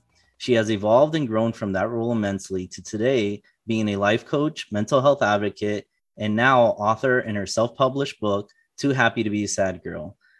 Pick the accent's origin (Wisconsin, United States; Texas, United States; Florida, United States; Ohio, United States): Florida, United States; I came from South Florida to Illinois for college.